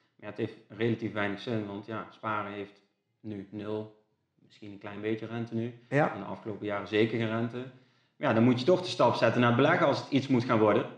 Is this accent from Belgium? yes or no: no; Gendt, Gelderland, Netherlands; also born or lived in Nijmegen; ik kom uit Gent